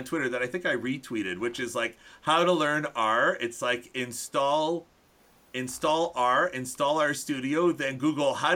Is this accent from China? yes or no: no; Canada; As a Canadian